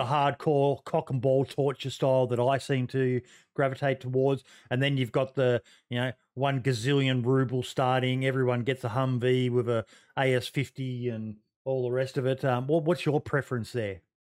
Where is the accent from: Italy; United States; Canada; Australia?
Australia; being an Aussie